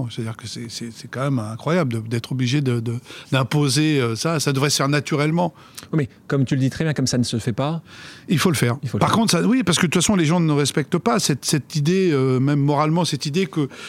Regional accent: France; suis né là-bas. Je suis français, mais, ça ne me dérange pas, bien sûr, euh, qu'on, qu'on m'assimile à l'Algérie.

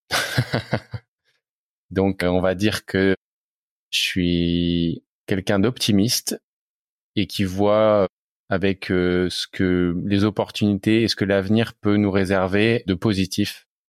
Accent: Reims, Grand Est, France; j'ai l'impression d'avoir été imprégné depuis l'enfance hein, par mes parents qui, euh, alors c'était dans les années 90, cherchaient à construire une maison en bois dans la région où on était, en Champagne-Ardenne. On est de Reims.

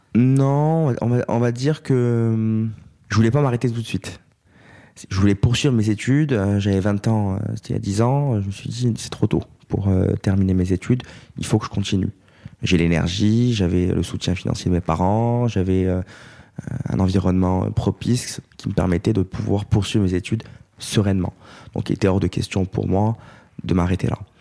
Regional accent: Corte, Corsica, France; moved away as an adult; also born or lived in Aix-en-Provence; now in Paris, France; quatre étudiants euh, avec qui on a grandi à Corté

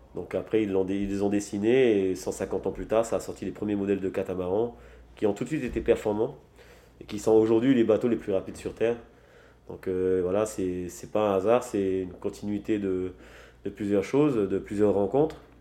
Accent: French Polynesia; je suis né à Triti, j'ai grandi ici à Triti aussi.

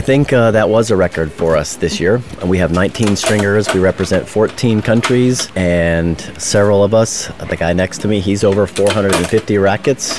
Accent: Chattanooga, Tennessee, United States; I'm from Chattanooga, Tennessee, United States

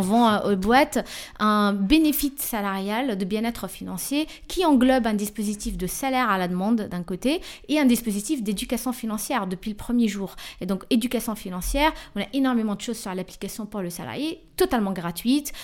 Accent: Tunisia; je suis tunisien

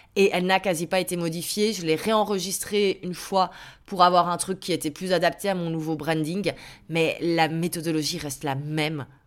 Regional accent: Belgium; je suis belge, donc ma société est en Belgique

